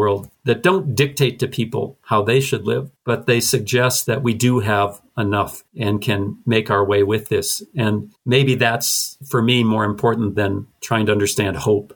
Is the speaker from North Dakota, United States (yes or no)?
yes; North Dakota, United States; growing up in North Dakota